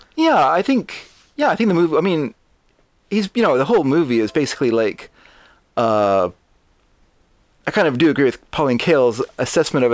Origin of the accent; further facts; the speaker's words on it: Canada; I'm a Canadian